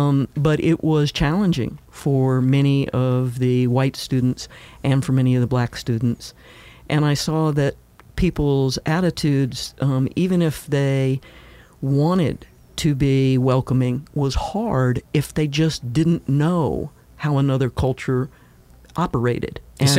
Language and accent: English; Tennessee, United States; also born or lived in Kansas; Well, I was born in Kansas, and my parents were military, so we moved around quite a bit. But after a divorce, we ended up in Tennessee.